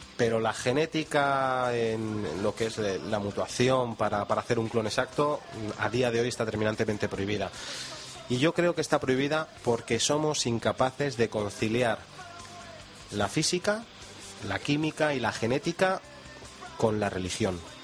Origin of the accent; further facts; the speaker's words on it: Madrid, Community of Madrid, Spain; somos la capital de España